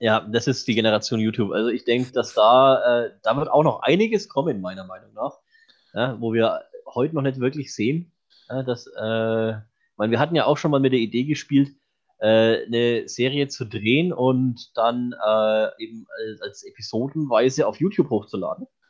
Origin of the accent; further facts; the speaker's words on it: Franconia, Bavaria, Germany; ich bin Franke